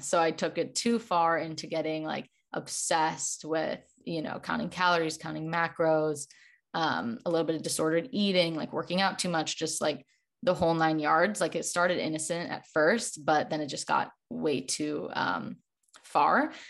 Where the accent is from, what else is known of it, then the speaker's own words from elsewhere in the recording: Chicago, Illinois, United States; now in Los Angeles, United States; I live in Los Angeles, but I'm originally from Chicago